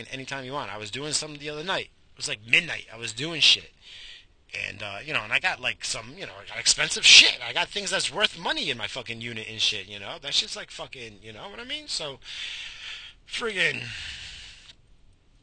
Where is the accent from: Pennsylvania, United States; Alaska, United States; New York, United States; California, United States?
New York, United States; I grew up in New York. I don't trust nobody. I'm from New York.